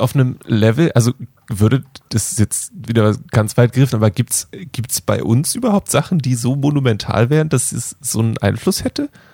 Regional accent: Germany; als Deutsche

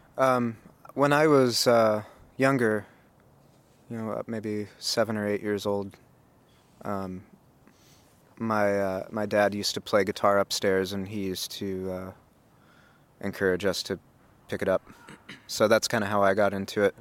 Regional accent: United States; moved away; being an American

